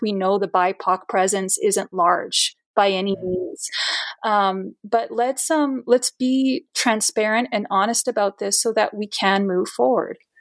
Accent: Brazil; now in Edmonton, Canada; I immigrated into Canada uh, permanently around like 97, 1997. I'm from Brazil

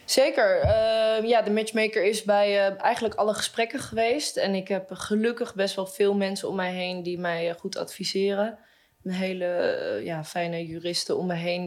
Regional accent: Amsterdam, North Holland, Netherlands; zelf kom ik uit Amsterdam

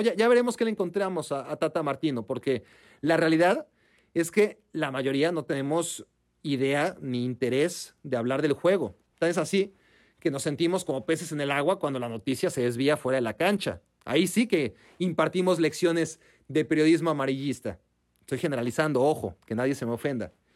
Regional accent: Mexico; now in United States; así somos los mexicanos

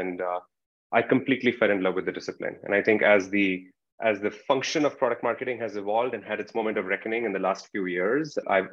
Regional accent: India; moved away; I'm originally from India, as you can tell.

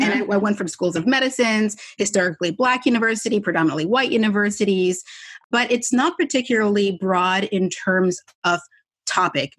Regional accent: Canada; I'm Canadian.

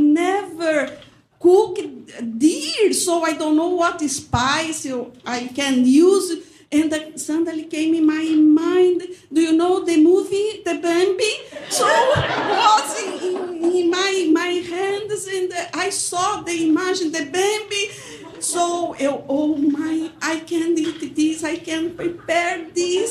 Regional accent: Brazil; English is a second language; moved away as an adult; also born or lived in São Paulo; now in Muscatine, United States; I am from Brazil

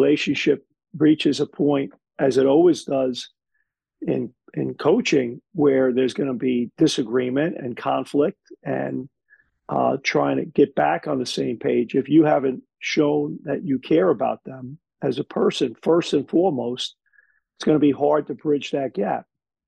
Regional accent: New York City, New York, United States; moved away as an adult; now in Toronto, Canada; growing up in Brooklyn, there were some challenging situations in a challenging place.

